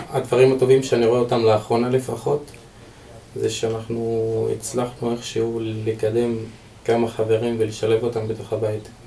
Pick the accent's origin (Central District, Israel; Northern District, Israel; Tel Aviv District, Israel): Northern District, Israel; Deir al-Asad; בן 27. במקור אני מצפון, כפר דיר אל-אסד.